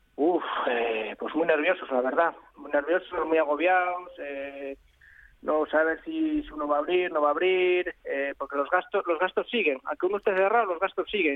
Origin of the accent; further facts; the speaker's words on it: León, Castile and León, Spain; de mi tierra, que es de, León